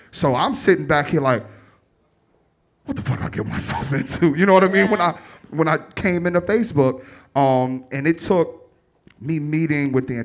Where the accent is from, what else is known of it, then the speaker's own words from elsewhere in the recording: Chicago, Illinois, United States; accent: Chicago; moved away as an adult; also born or lived in New York; now in San Francisco, United States; I'm this guy from the west side of Chicago that went to this predominantly white institution, that Pleasant Fraternity, that moved to New York, that's now in San Francisco.